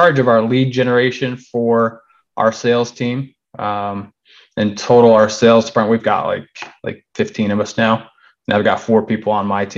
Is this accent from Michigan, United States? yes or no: yes; Michigan, United States; moved away as an adult; now in North Carolina, United States; I'm originally from Michigan. I should have mentioned that. We moved to North Carolina in 2014.